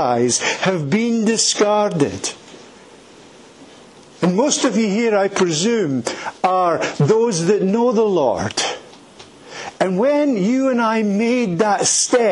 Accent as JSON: {"language": "English", "town": "Edinburgh", "region": "Scotland", "country": "United Kingdom", "tie": "born or raised there", "also_born_or_lived": "Turkey / Afghanistan", "moved": "as an adult", "said": "I am from Edinburgh. I was born in a place called Leith."}